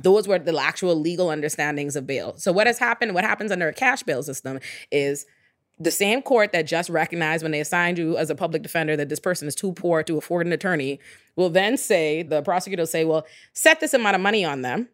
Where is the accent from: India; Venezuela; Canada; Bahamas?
Bahamas; Nassau, New Providence; moved away as an adult; now in United States; I'm born and raised in the Bahamas, which is a black majority country